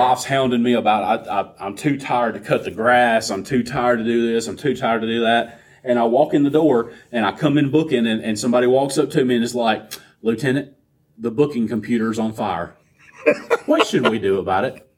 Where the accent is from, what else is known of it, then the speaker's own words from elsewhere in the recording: the South, United States; I'm Southern